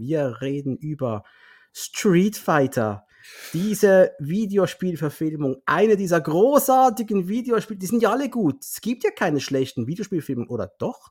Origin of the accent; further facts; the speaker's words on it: Switzerland; now in Basel, Switzerland; für uns Schweizer